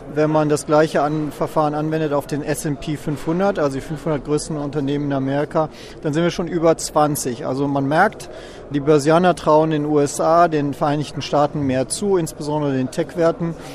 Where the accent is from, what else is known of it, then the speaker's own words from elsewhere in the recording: Germany; als Europäer und als Deutscher